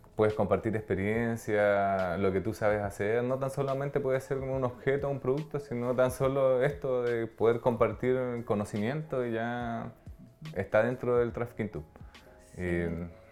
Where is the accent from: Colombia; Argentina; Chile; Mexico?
Chile; Aysén; also born or lived in Los Lagos; nosotros somos de acá de Aysén, estuvimos viviendo gran parte del tiempo acá